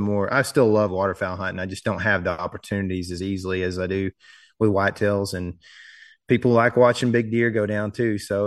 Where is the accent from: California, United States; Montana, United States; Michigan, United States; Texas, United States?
Texas, United States; there wasn't really the hydrilla and coontail moss that we had growing up in Lake Fork, which in my opinion affected the fishing.